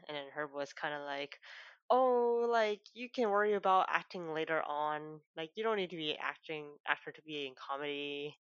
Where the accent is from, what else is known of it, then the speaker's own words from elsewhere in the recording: Canada; we grew up in Canada